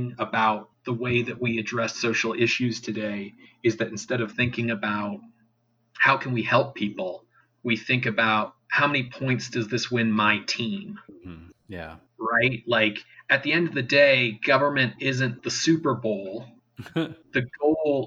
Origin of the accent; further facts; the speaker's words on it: Canada; speaking as a Canadian, maybe that's slightly easier because I grew up in a, you know, conservative right-wing province that still always had socialized healthcare